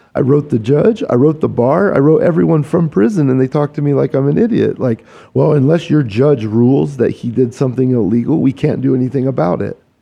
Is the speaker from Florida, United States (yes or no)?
no; Kansas, United States; I'm a Kansas boy. I grew up in the Midwest